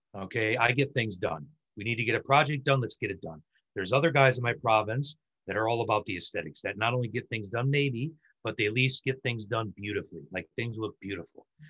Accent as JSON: {"language": "English", "region": "Michigan", "country": "United States", "said": "I'm from Michigan, and in Michigan we had a lot of Norwegian, you know, Nordic sort of immigrants come"}